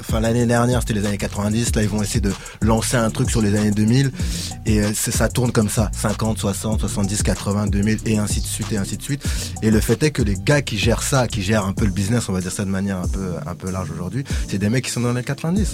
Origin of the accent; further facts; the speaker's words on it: Sarcelles, Île-de-France, France; dans ma cité, puisque j'ai grandi à Sarcelles